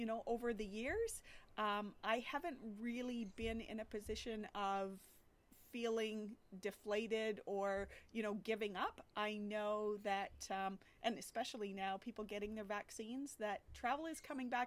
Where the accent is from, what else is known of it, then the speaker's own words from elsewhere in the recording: St. Thomas, Ontario, Canada; also born or lived in London, Ontario; St. Thomas, my basically hometown, or the biggest city to my hometown